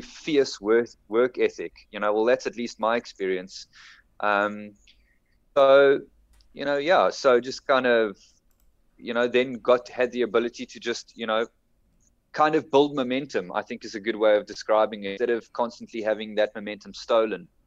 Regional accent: Durbanville, Western Cape, South Africa; also born or lived in Bellville; now in Johannesburg area, South Africa; I come from Cape Town. I grew I grew up in Durbanville

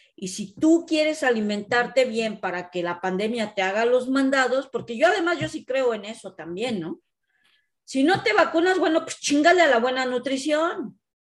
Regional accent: Mexico; now in Canada; nosotras como mexicanas

